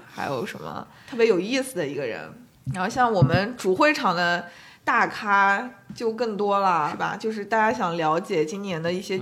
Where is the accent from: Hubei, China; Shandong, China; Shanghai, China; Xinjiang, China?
Xinjiang, China; 我们家就是新疆这边